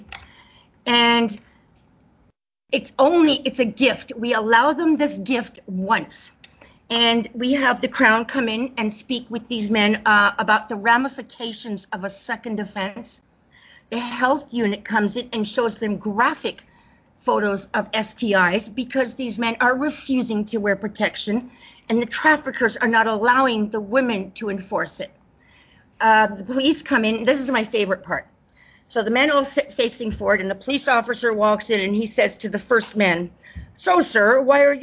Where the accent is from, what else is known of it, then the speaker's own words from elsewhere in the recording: South Africa; moved away as an adult; now in Canada; I was born in South Africa, but I've traveled extensively and lived in many countries